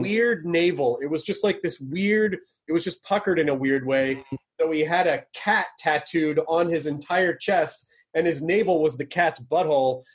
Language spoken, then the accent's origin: English; Tennessee, United States; I'm from Tennessee